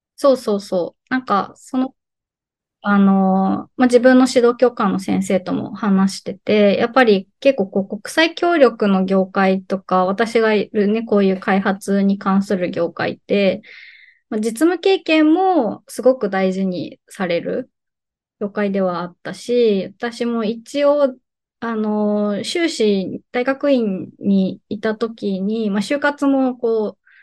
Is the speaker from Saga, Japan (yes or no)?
yes; Kyushu, Saga, Japan; moved away as an adult; also born or lived in Kyoto; now in Fukuoka, Japan; 私は、あの、九州は佐賀県生まれ育ちで、えっ、と、大学から京都に移りまして